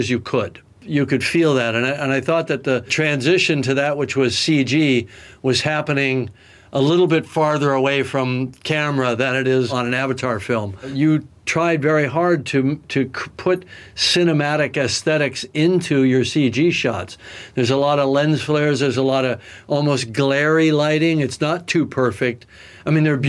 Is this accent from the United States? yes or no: no; Canada; As a Canadian